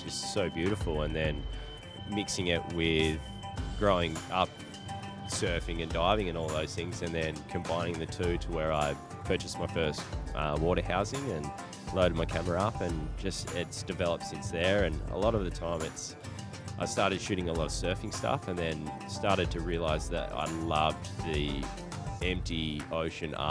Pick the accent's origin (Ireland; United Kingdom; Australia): Australia; southwest of Western Australia; accent: Australian; I grew up in a small country town in the southwest of Western Australia